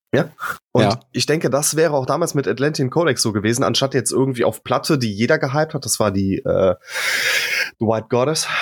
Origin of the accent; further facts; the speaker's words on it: Rhineland, Germany; ich komme ja aus dem Rheinland